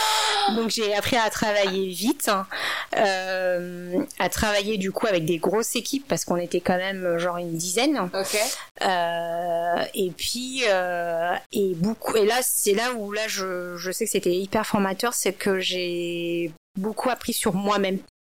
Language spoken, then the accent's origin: French; France; moved away as an adult; also born or lived in China; je suis une française d'origine asiatique